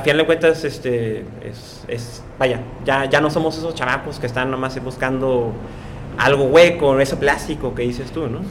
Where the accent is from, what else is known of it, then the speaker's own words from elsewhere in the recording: Tijuana, Baja California, Mexico; yo soy de las Sánchez y literalmente la calle donde yo nací ya ni siquiera existe